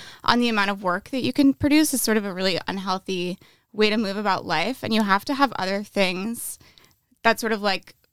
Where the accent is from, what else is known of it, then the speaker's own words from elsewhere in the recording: rural upstate New York, United States; now in Los Angeles, United States; I'm from like rural upstate New York